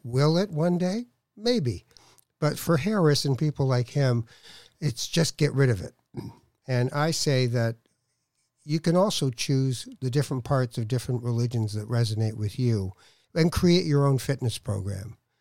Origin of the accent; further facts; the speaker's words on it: Tangier, Tanger-Tetouan-Al Hoceima, Morocco; I'm from Tangier